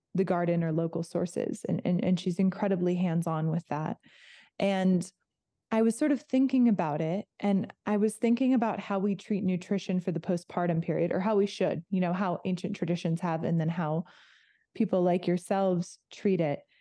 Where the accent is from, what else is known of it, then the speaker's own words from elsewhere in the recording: outside of Los Angeles, California, United States; moved away; I grew up outside of Los Angeles